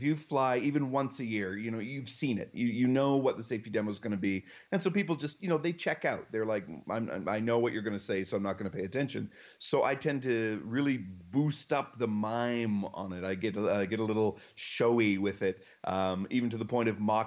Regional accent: Calgary, Alberta, Canada; I lived sort of on the edges of my city of Calgary, Alberta

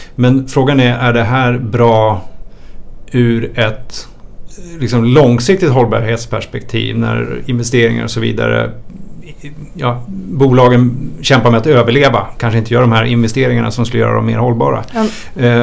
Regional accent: Sweden; Jag är ju svensk

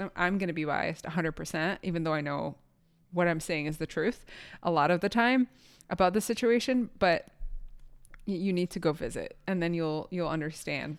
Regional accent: Palestine; I, as a Palestinian person

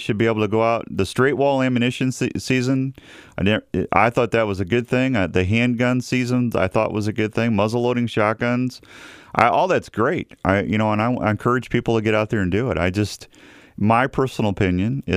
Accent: Missouri, United States; now in Iowa, United States; I grew up in Missouri

